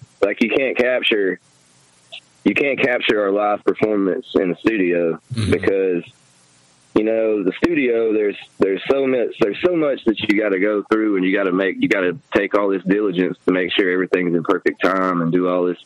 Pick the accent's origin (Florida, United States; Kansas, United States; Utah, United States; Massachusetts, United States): Florida, United States; now in Alabama, United States; I grew up in Florida, and they're from here. And it's crazy that I moved from Florida to here